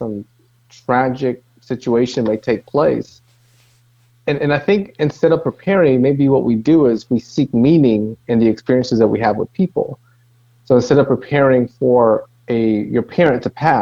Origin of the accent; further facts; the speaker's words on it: Dominican Republic; now in Greensboro, United States; Originally, I'm from Dominican Republic.